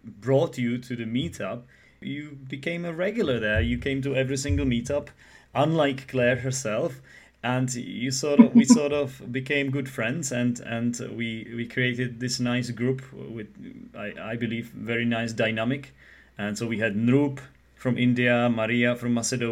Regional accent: Czechia; first language Czech; English is a second language

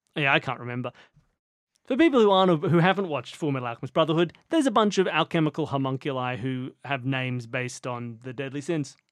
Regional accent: Australia; We're Australian

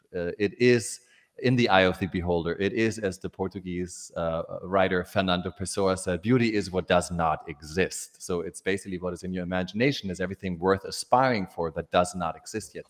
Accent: Germany; born or raised there; moved away

